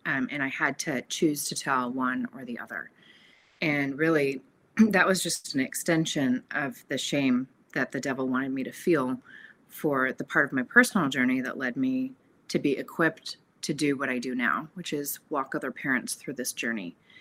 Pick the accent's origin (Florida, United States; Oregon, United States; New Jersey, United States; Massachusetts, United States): Oregon, United States; Portland; moved away as an adult; also born or lived in California; I was born in Portland, Oregon, and, and raised in a loving Catholic home.